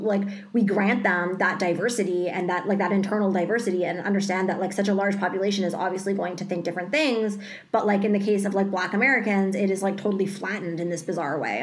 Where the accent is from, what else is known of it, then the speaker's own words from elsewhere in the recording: Canada; we are Canadian